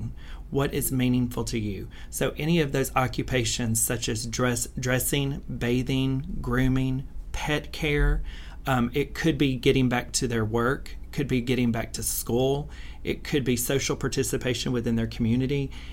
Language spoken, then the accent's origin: English; Spanish Fort, Alabama, United States; now in Birmingham, United States; I'm from Spanish Fort, Alabama